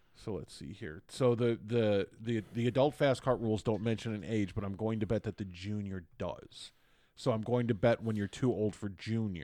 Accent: Midwest, United States; moved away; also born or lived in Hudson Valley, New York; I grew up in the Midwest

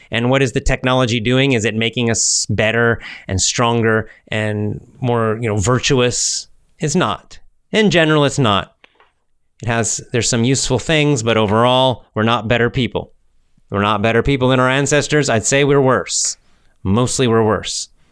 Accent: Georgia, United States; That's my home state. I'm a Georgia boy. I grew up in Georgia

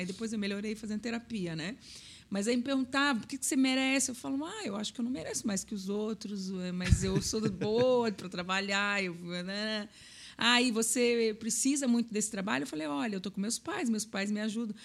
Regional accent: Florianópolis, Santa Catarina, Brazil; eu sou de Florianópolis

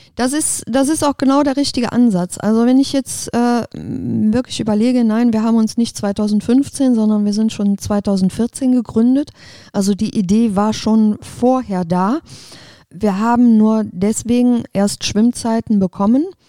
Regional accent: Aachen, North Rhine-Westphalia, Germany; moved away as an adult; Ich bin echtes Öscher Mädchen. Das heißt, ich bin hier verwurzelt, bin hier geboren, aufgewachsen

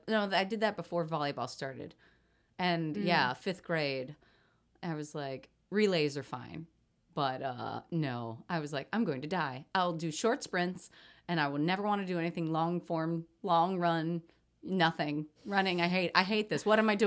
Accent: Kansas City, Missouri, United States; now in Chicago, United States; I grew up in Kansas City.

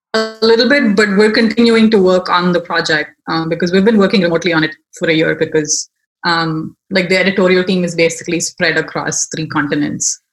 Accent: Chennai, Tamil Nadu, India; moved away as an adult; also born or lived in Baltimore, United States; now in United States; I am originally from India, um, the city of Chennai, which is in South India.

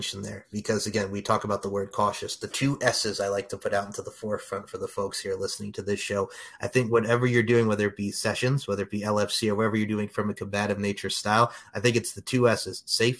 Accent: Long Island, New York, United States; I grew up on Long Island

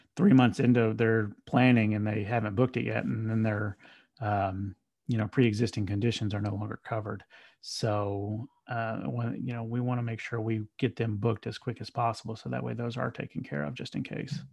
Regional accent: Murfreesboro, Tennessee, United States; also born or lived in Nashville, Tennessee; my hometown

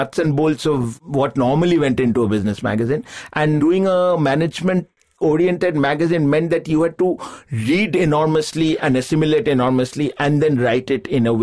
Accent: Kolkata, West Bengal, India; moved away as an adult; also born or lived in Bombay / Delhi / Bangalore; I was born in Calcutta and I grew up there

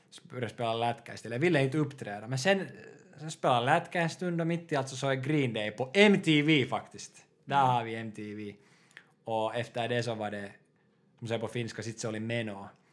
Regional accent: Porvoo, Uusimaa, Finland; moved away as an adult; now in Helsinki, Finland; Jag kommer från Borgå också. Och nuförtiden bor i Helsingfors.

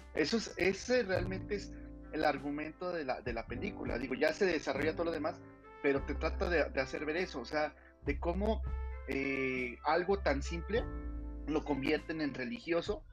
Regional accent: Mexico; now in Monterrey, Mexico; mi pueblo me volvió a llamar. Ah. Estoy posiblemente regresando otra vez a, aquí a CDMX o Estado de México

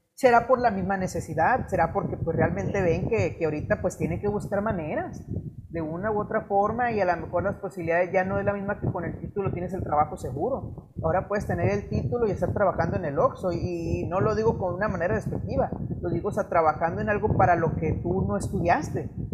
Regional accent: Mexico; como mexicanos no tenemos una buena cultura del ahorro

